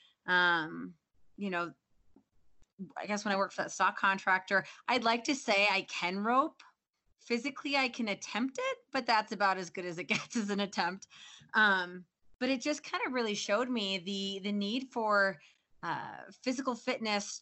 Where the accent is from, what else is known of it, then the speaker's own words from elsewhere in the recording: Midwest, United States; moved away as an adult; also born or lived in Fort Collins, Colorado; now in Colorado, United States; I grew up in the Midwest